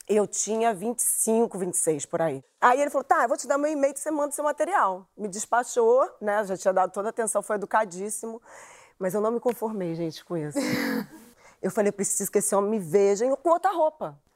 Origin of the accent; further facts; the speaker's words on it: Rio de Janeiro, Brazil; eu sou do Lins de Vasconcelos. Eu ainda moro lá